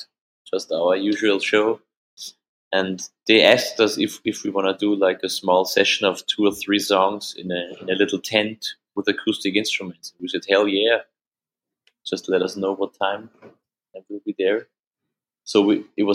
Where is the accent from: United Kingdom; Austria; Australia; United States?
Austria; accent: Austrian German; first language German; English is a second language; German, of course, which is my mother language. I mean, it's more Austrian than German